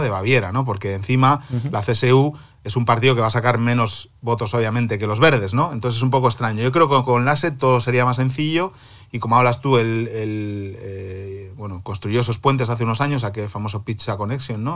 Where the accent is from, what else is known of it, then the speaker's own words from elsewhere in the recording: Cantabria, Spain; now in Berlin, Germany; mi tierra, Cantabria